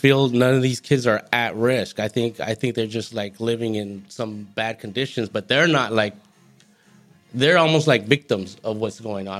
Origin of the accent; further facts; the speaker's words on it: Goleta, California, United States; Well, I'm from Santa Barbara County.